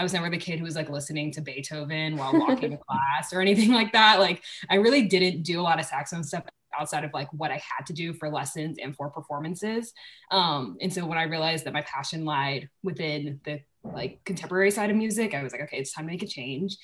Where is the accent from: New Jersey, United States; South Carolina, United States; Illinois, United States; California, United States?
South Carolina, United States; Charleston; moved away as an adult; I'm from Charleston, South Carolina